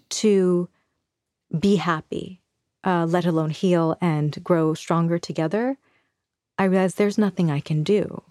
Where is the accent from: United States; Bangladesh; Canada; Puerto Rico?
Bangladesh; moved away; So, I am from Bangladesh. I was born there in nineteen eighty-three